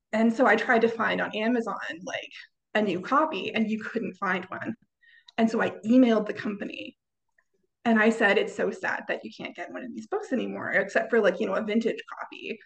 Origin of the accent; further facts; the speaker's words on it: Canada; I am a Canadian